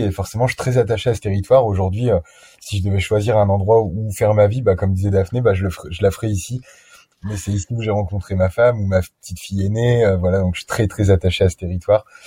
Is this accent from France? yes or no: yes; France; en tant que Français touriste